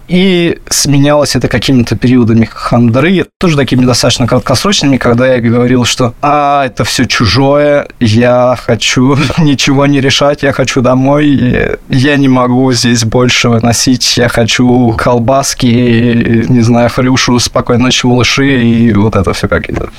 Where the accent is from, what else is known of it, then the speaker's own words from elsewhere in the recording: Moscow, Russia; moved away as an adult; also born or lived in Mexico; это город, который менялся, да, и рос вместе со мной, и безумно его люблю